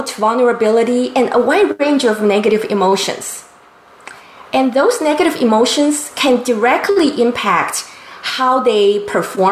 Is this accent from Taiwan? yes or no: yes; Taiwan; now in San Diego, United States; since I was a child growing up in Taiwan